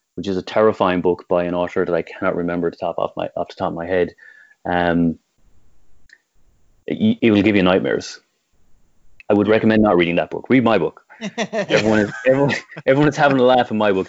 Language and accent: English; Tipperary, Munster, Ireland; growing up in Tip and growing up anywhere in the 80s and 90s